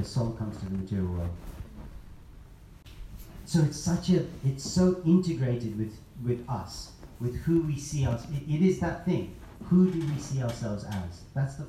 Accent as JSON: {"language": "English", "region": "London", "country": "United Kingdom", "said": "I'm a guy from London, from Indian background"}